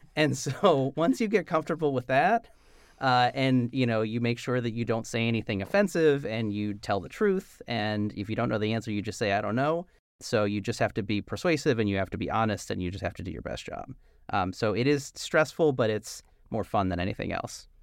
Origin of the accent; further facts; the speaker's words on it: New Jersey, United States; also born or lived in Philadelphia; I'm from South Jersey